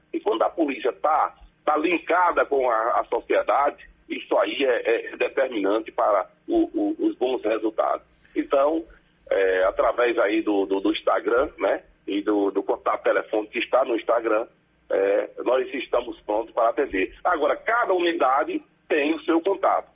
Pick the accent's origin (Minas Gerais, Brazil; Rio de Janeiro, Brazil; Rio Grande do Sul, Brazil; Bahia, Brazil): Bahia, Brazil; Centro Ferro, interior of; E nós somos aqui do, do interior aqui de, de da, da Bahia, em Centro Ferro, minha terra natal